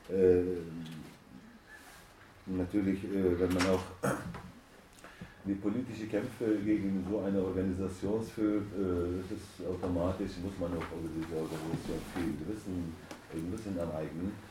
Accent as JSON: {"language": "German", "country": "Turkey", "said": "ich komme aus der Türkei, aus einer Stadt, wo gar keine Faschisten, keine rechte Gruppierungen oder sowas gibt."}